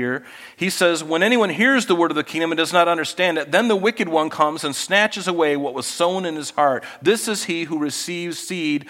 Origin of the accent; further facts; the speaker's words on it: Florida, United States; growing up in Florida